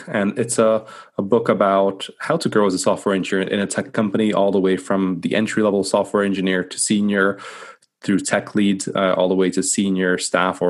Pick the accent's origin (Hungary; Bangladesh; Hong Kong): Hungary; moved away as an adult; also born or lived in Scotland / London; I'm originally from Hungary, actually, so small country in the middle of Europe